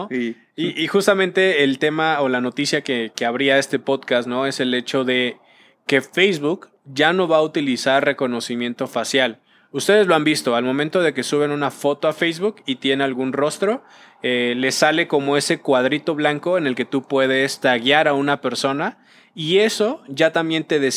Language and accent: Spanish; Venezuela; Cambiando un poquito y ya, soy de Venezuela, ¿no? Pero justamente este tema va a llegar al metaverso en el hecho